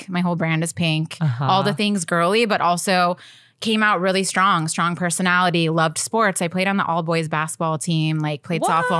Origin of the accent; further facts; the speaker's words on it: Nashville, Tennessee, United States; also born or lived in St. Louis / Arizona; I was born in St. Louis, and then my family moved to Arizona, and then they moved to Nashville. So I'm kind of from all over